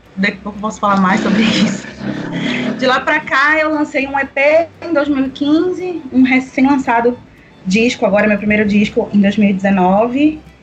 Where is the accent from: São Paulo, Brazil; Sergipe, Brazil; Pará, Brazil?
Pará, Brazil; Belém; venho de Belém do Pará, gente, uma terra quente, ao norte desse Brasilzão